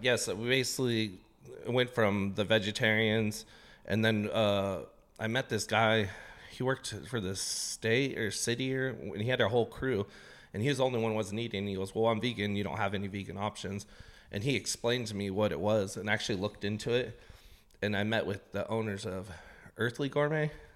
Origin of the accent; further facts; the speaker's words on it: Portland, Oregon, United States; also born or lived in East Los Angeles, California; We came here when I was a toddler, so I only know Portland. I'm actually from Southeast Portland